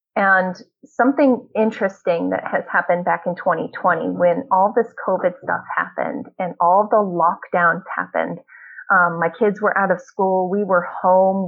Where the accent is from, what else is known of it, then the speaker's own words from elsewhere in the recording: Ohio, United States; also born or lived in California; now in Northern Virginia, United States; I was born in California, and um, we moved from California when I was about seven uh, to live in Ohio